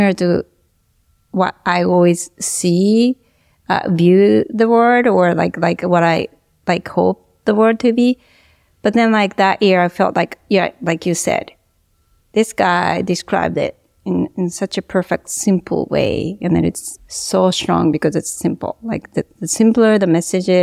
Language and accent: English; Japan; I grew up in Japan